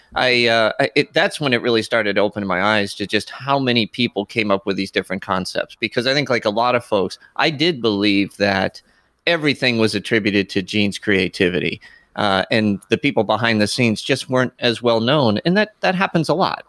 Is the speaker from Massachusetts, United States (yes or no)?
yes; Boston, Massachusetts, United States; I'm a Bostonian too